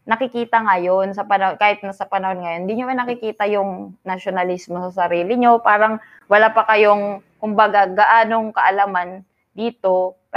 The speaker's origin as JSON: {"language": "Tagalog", "country": "Philippines", "said": "Ipinagmamalaki {S0} ko, uh {S1} Filipino ako, taas noo."}